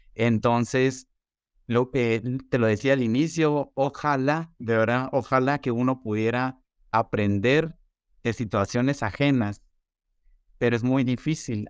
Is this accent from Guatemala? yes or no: yes; Guatemala; also born or lived in Guatemala City; resido en la ciudad de Guatemala, soy publicista y soy comunicador de profesión y actualmente pues soy coordinador de medios eh, de comunicación eh, para marcas de consumo masivo en mi país